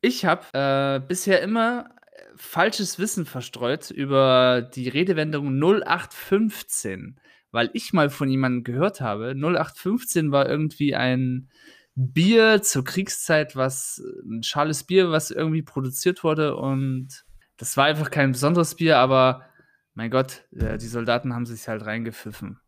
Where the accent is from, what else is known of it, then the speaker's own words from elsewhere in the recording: Germany; bei uns in Deutschland